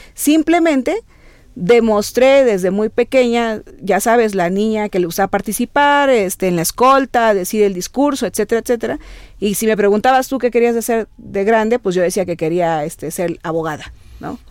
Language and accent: Spanish; Veracruz, Mexico; esta veracruzana, como buena jarocha